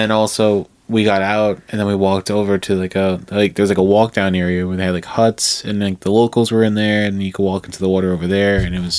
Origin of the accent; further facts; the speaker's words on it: Long Island, New York, United States; we're from Long Island.